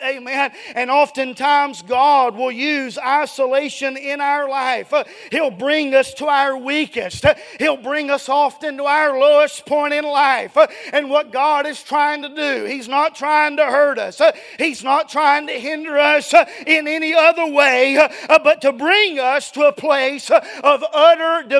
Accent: Dallas, Georgia, United States; moved away as an adult; I'm from Dallas, Georgia. It's about an hour and a half south of here

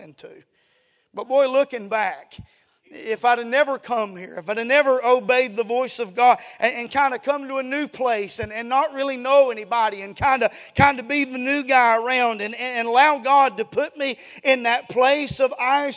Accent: Dallas, Georgia, United States; moved away as an adult; I'm from Dallas, Georgia. It's about an hour and a half south of here

